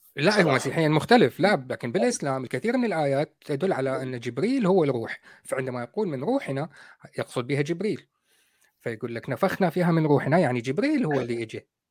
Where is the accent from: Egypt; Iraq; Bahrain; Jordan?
Iraq; إحنا عندنا بالعراق